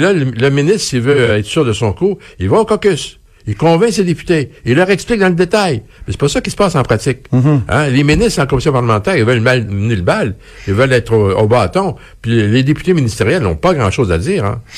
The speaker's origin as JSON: {"language": "French", "region": "Quebec", "country": "Canada", "said": "quand on voyage, on dit qu'on est Québécois"}